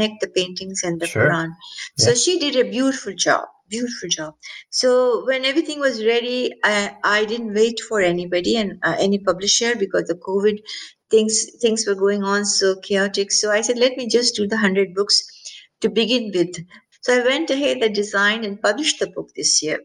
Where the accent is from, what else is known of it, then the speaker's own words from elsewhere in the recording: India; also born or lived in Pennsylvania; now in California, United States; I was born in India.